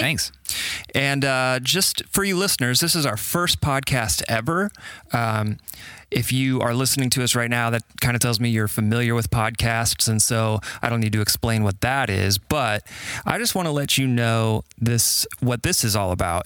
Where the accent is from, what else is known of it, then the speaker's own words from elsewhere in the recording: Carmel, Indiana, United States; also born or lived in Birmingham, Alabama; I was born and raised in Indiana and grew up in Carmel